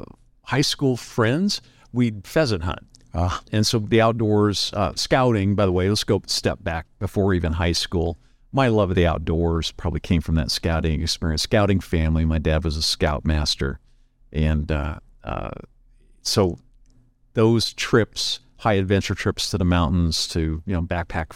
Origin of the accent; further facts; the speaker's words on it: Lincoln, United States; It was, you know what, small town. I go back not often, even though it's that close to where we live, but it's still a small town.